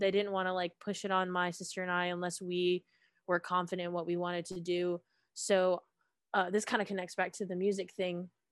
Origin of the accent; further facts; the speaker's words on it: Suwanee, Georgia, United States; I am originally from Suwanee, Georgia, in Gwinnett County